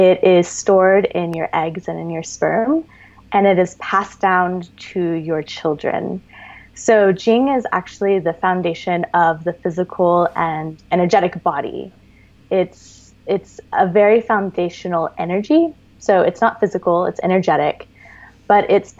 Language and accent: English; Texas, United States; moved away as an adult; also born or lived in Austin, Texas; now in California, United States; I grew up in Texas, you know, so I was there for 30 years.